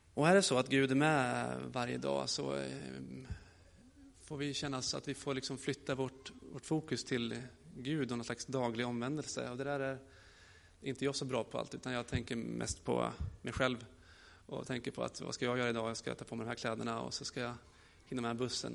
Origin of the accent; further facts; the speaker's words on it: Gästrikland, Gävleborg County, Sweden; also born or lived in Gothenburg, Sweden; now in Rimforsa, Sweden; jag kommer från Göteborg, men mina föräldrar bor i Värmland och jag är uppvuxen i Gästrikland